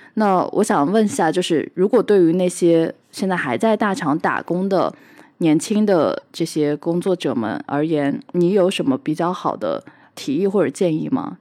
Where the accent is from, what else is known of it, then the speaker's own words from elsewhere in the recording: Hangzhou, Zhejiang, China; 我自己是出生在杭州，相对来说也是一个，呃，江南物资比较，就是富饶的地方